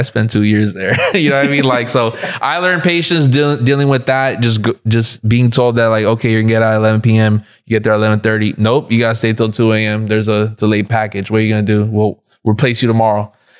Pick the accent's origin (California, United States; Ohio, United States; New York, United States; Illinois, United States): California, United States; South Gate; I'm from Southgate, California. That's like Southeast LA. First generation. My parents grew up over there in Mexico.